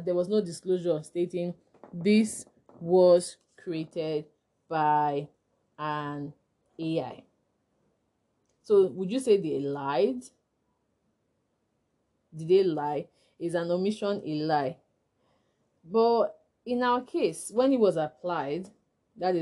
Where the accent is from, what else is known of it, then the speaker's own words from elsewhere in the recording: Nigeria; I'm a Nigerian intellectual property lawyer